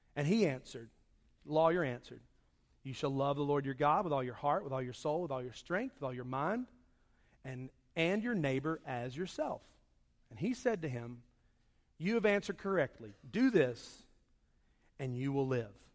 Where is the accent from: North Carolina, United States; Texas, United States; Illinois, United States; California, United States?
North Carolina, United States; Charlotte; When I grew up, I grew up in Charlotte